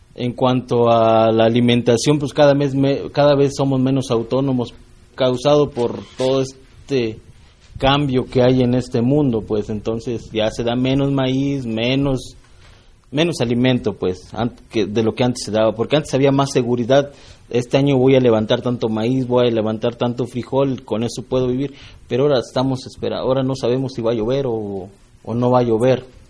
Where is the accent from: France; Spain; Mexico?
Mexico; Norogachi, Chihuahua; soy Raramuri, soy de Norogachi